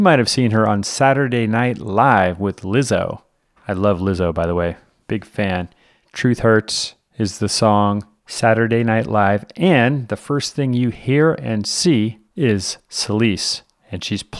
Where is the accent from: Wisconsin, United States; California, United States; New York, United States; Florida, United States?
California, United States; Oakland; I'm from Oakland, Berkeley. Grew up on my, like, you know, Adeline and Alcatraz.